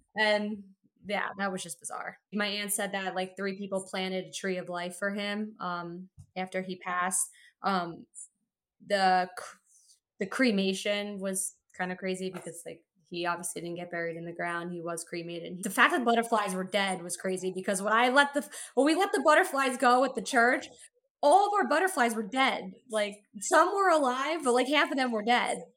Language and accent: English; Montclair, New Jersey, United States; I'm from Montclair, New Jersey